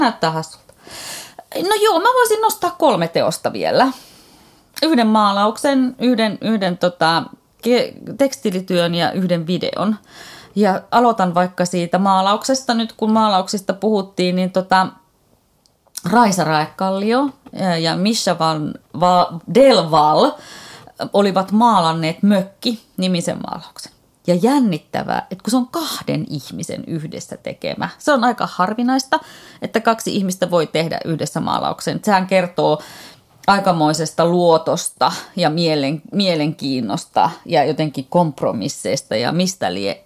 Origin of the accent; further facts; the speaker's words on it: Oulu, North Ostrobothnia, Finland; minä olen viettänyt lapsuuteni ja nuoruuteni Oulussa